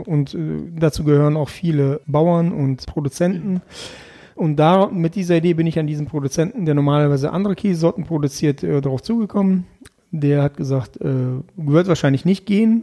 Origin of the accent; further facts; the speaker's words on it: Erkelenz, North Rhine-Westphalia, Germany; also born or lived in Krasnoyarsk, Russia / Kazakhstan; Erkelenz ist etwas, ja, das ist meine Heimat. Auch wenn ich gebürtig woanders herkomme, ist es trotzdem meine Heimat.